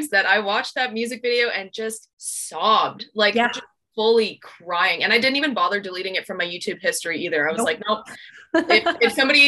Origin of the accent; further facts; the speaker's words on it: Alberta, Canada; growing up in Alberta